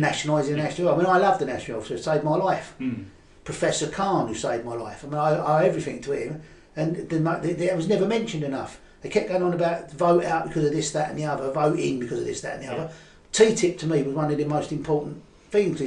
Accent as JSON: {"language": "English", "region": "London", "country": "United Kingdom", "accent": "Cockney", "said": "my Cockney accent"}